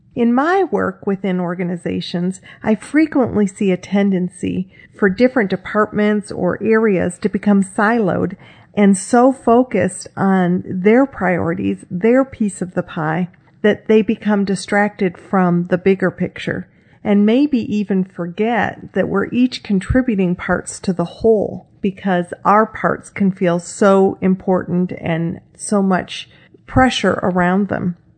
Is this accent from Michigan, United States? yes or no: yes; Michigan, United States; now in Texas, United States; being a little girl growing up in Michigan